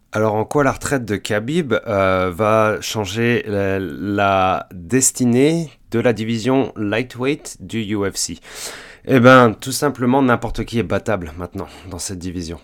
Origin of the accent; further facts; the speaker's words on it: France; now in Montreal, Canada; je suis français, je suis canadien, euh, j'habite au Canada depuis environ 11 ans